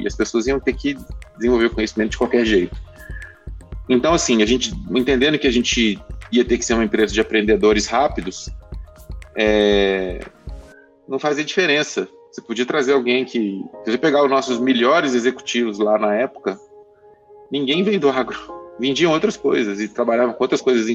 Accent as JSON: {"language": "Portuguese", "region": "Minas Gerais", "country": "Brazil", "accent": "mineiro", "said": "Posso falar com o sotaque mineiro à vontade"}